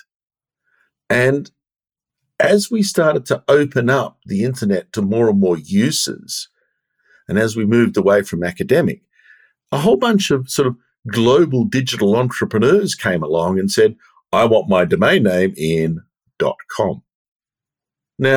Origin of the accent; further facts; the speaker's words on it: Australia; I'm Australian